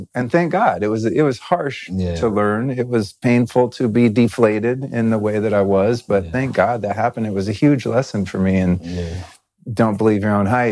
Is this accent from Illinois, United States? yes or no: no; California, United States; I'm from California